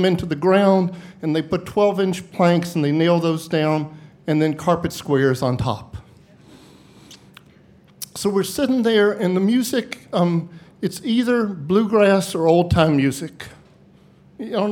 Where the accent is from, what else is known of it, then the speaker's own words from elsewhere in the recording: Bristol, Tennessee, United States; now in Wisconsin, United States; live here in Wisconsin, and I grew up in Bristol, Tennessee, where my family lived and my brother and sister still do.